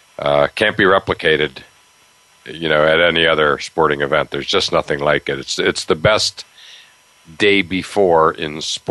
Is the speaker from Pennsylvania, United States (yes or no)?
yes; Altoona, Pennsylvania, United States; now in Medfield, United States; in Western Pennsylvania, in my hometown of Altoona, and. Again, you know, I was like 15 years old